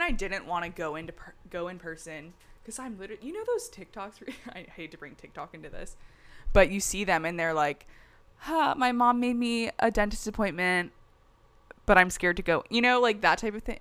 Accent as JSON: {"language": "English", "region": "the South", "country": "United States", "moved": "yes", "said": "I'm from the South"}